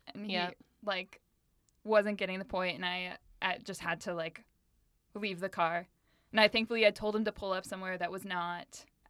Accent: Arizona, United States; Because I grew up in Arizona. Like, right. I'm not down with the cold.

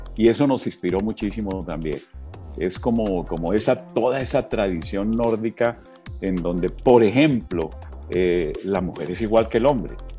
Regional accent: Colombia

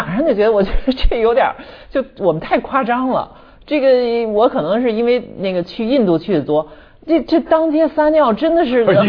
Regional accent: Shanghai, China; 尤其是上海，我们上海这华人

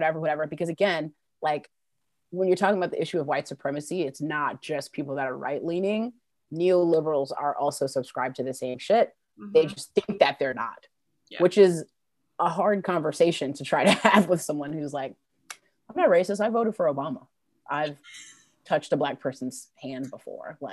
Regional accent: New York, United States; now in Durham, United States; I grew up in New York, and I will tell you, the racism is ever present.

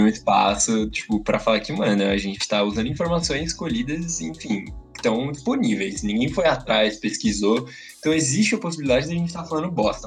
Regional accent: Brazil; eu sou brasileiro

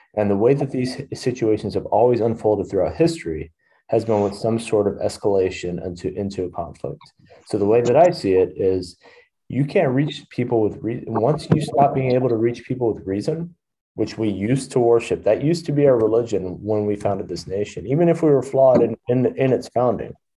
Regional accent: Texas, United States; I grew up in Texas

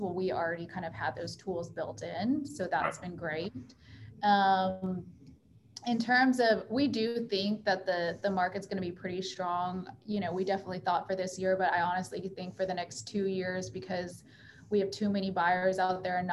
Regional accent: Houston, Texas, United States; I also was born and raised in Houston

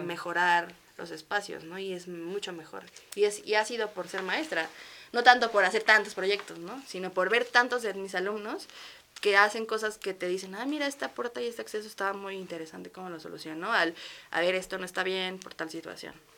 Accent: Mexico; also born or lived in Barcelona, Spain; ser mexicana y tener todas las o sea, todos los derechos y tener todas las posibilidades aquí

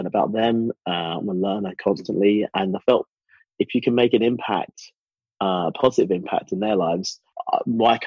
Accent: England, United Kingdom; moved away as an adult; also born or lived in Porto, Portugal / North London; now in Geneva, Switzerland; I was living in England, born in England, raised in England, with Jamaican citizenship and Jamaican parents, Swiss permanent residency here.

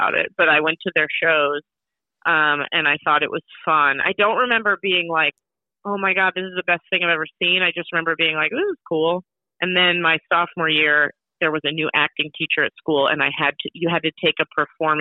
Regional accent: Connecticut, United States; moved away as an adult; also born or lived in Chicago / Atlanta; I'm from Connecticut, but I lived in Chicago for 4 years

